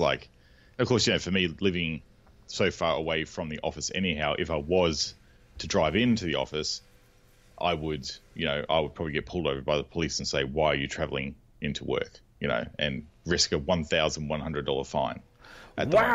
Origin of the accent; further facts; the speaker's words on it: Australia; We call them bottle shops here, or botlows, 'cause we're Australian